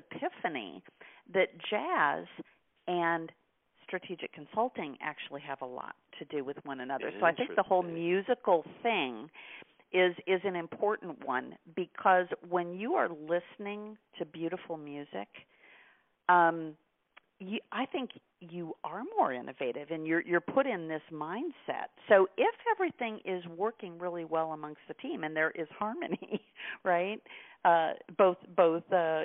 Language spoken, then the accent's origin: English; Midwest, United States; I grew up in the Midwest